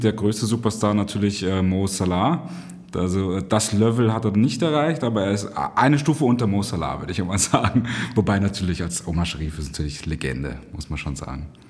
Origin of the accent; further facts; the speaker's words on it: Cairo, Cairo Governorate, Egypt; now in Vienna, Austria; ich bin in Kairo aufgewachsen